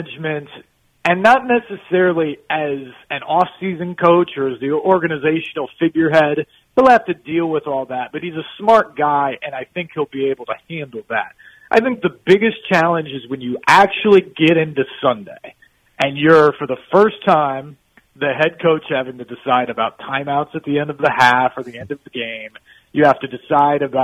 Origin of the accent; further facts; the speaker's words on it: Champaign, Illinois, United States; moved away as an adult; now in Nashville, United States; both Brian Callahan and I were born in Champaign, Illinois, where I lived the first 22 years of my life through college